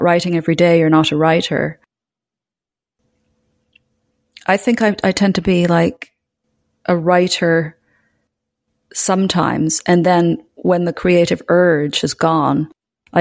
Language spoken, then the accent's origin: English; Scotland, United Kingdom; I was brought up in Scotland